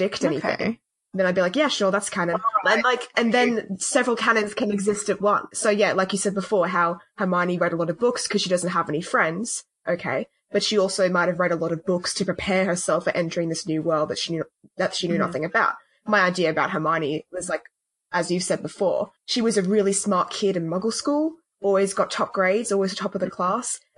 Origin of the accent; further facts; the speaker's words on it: Australia; We're Australian